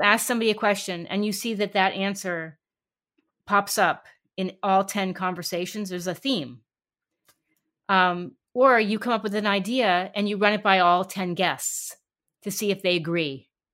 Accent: New York City, New York, United States; I grew up in New York City

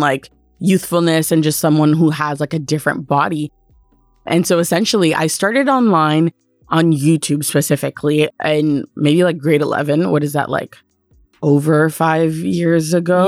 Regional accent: Canada; being Canadian

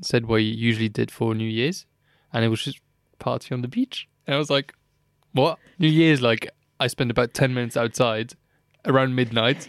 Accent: Luxembourg; moved away; I was born in Luxembourg, grew up, like, around, you know, Luxembourgish people

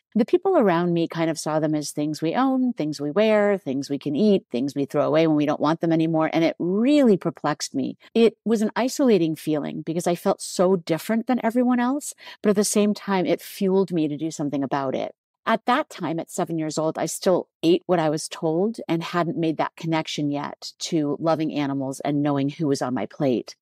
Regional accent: United States; I'm American

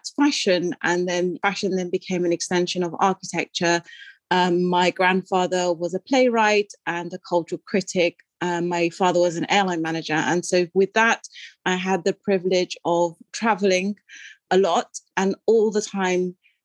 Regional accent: London, United Kingdom; also born or lived in Sudan; I'm talking to you from London, England, where I've grown up in West London. I'm born in Sudan in Northeast Africa.

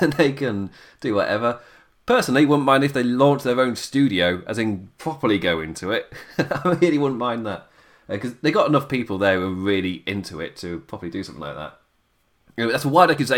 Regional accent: England, United Kingdom; I am an Englishman

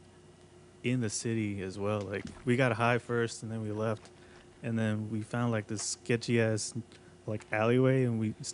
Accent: Mexico; I am from Mexico

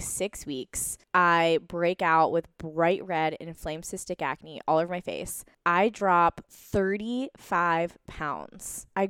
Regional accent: East Coast, United States; I grew up on the East Coast, very traditional medicine, going to the primary care doctor, so I didn't understand.

